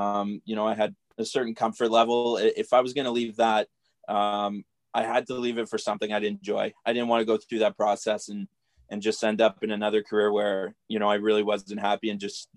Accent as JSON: {"language": "English", "town": "Cornwall", "region": "Ontario", "country": "Canada", "tie": "born or raised there", "said": "I'm from Cornwall, Ontario. Grew up here, played minor hockey here."}